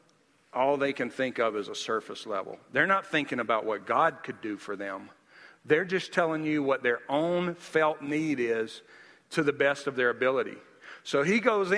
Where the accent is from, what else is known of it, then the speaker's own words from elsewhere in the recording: Nashville, Tennessee, United States; I wanted to show her my hometown